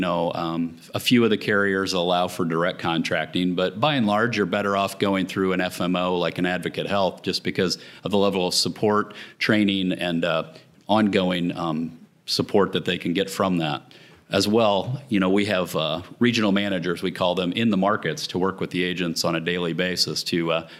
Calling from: Dallas, Texas, United States; Dallas, Texas.

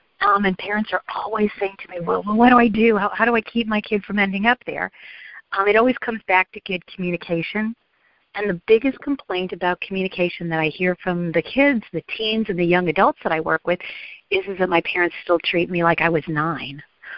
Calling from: Atlanta, Georgia, United States; I'm calling from the Metro Atlanta, Georgia area.

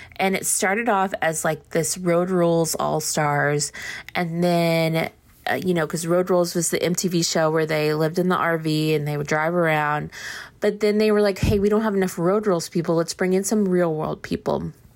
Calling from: Austin, Texas, United States; I'm calling from Austin

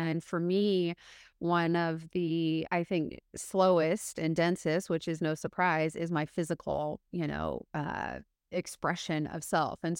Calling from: Seattle, Washington, United States; I, I am coming from Seattle Seattle, Washington in the States.

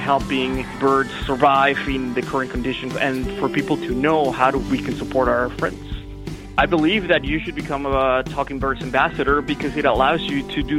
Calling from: Niagara, Ontario, Canada; I'm calling from Niagara, Ontario.

